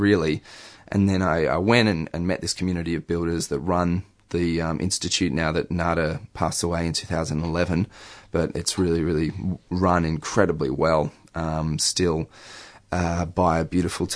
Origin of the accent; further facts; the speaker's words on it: Melbourne, Victoria, Australia; I grew up in Melbourne